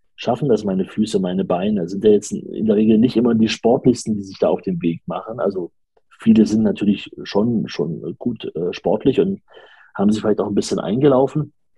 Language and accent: German; Leipzig, Saxony, Germany; ich bin auch aus Leipzig.